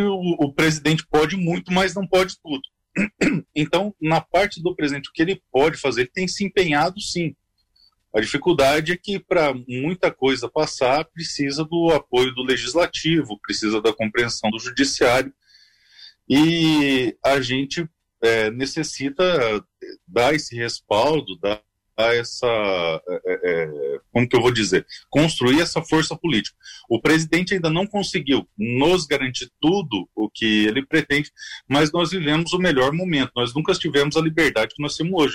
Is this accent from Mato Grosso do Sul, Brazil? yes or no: yes; interior of Mato Grosso do Sul, Brazil; eu sou do Mato Grosso, do interior do Mato Grosso do Sul